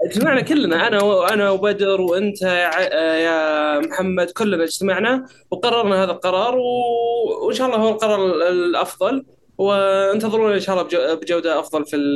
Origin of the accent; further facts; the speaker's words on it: Saudi Arabia; ما بعد نزلت عندنا في السعوديه او ما بعد جت عندنا في السعوديه